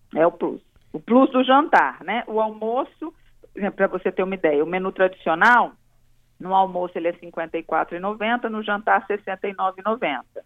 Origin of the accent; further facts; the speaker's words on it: Minas Gerais, Brazil; now in Espírito Santo, Brazil; Eu sou mineira, né, mas já me considero capixaba, moro aqui há 18 anos